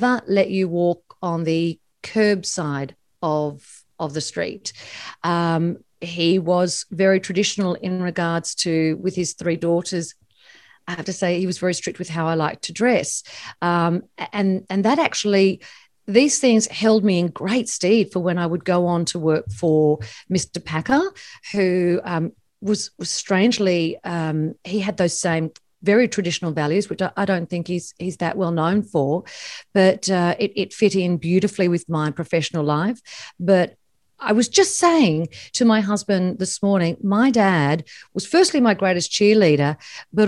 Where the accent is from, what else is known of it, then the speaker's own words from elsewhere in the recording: Sydney, New South Wales, Australia; where I grew up on the North Shore